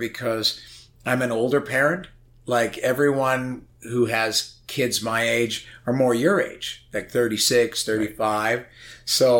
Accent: St. Albert, Alberta, Canada; also born or lived in Edmonton; I grew up in St. Albert, Alberta

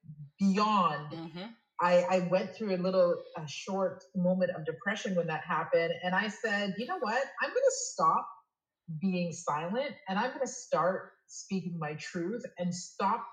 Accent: Toronto, Ontario, Canada; moved away as an adult; now in Quebec City, Canada; I was born and raised in Toronto, but I moved to Quebec City about 7 years ago for love.

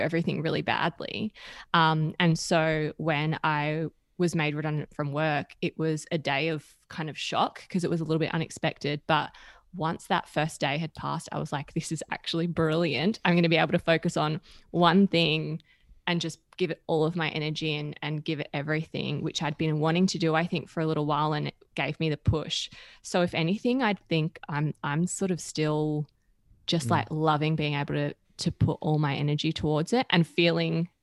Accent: Perth, Western Australia, Australia; I'm from Perth. I'm from WA

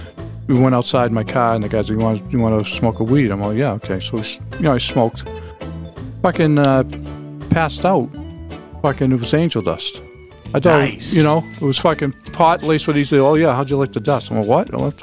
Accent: Boston, Massachusetts, United States; also born or lived in North Shore, Massachusetts; I grew up in East Boston, and high school was in the suburbs

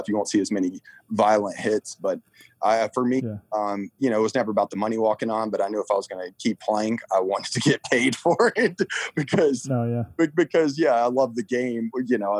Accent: Fayetteville, Georgia, United States; Fayetteville, you know, my hometown

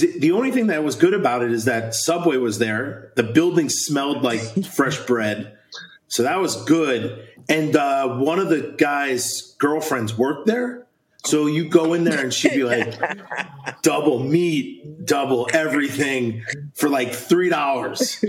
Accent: New York, United States; moved away as an adult; also born or lived in Wisconsin; I'm from New York. We played in front of maybe 2,000 people in the state championship

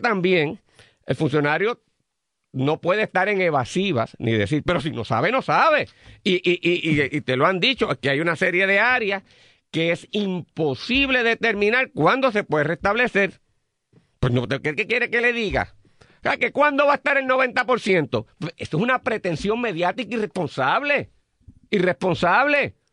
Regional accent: Puerto Rico; como puertorriqueños y puertorriqueñas

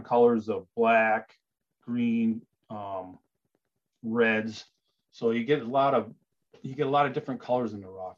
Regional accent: Marquette, Michigan, United States; moved away as an adult; also born or lived in Wisconsin; I grew up in Marquette

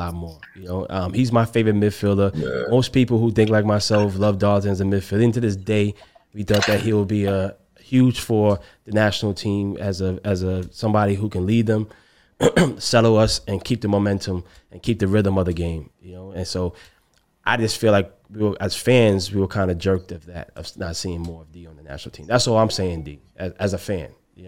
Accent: Jamaica; as a Jamaican

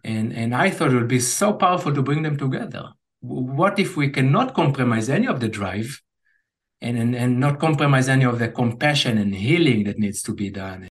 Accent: Israel; growing up in Israel

